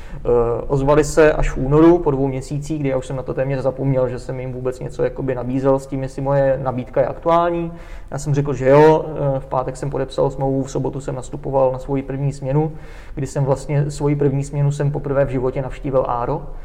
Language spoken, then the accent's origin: Czech; Czechia; also born or lived in Brno; my jsme Češi